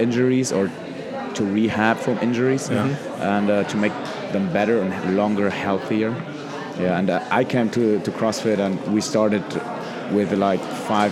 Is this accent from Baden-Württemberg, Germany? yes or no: no; Neckarsteinach, Hesse, Germany; also born or lived in Heidelberg; I was born in Heidelberg. It's near Mannheim, Frankfurt in Germany. And I was raised in Neckarsteinach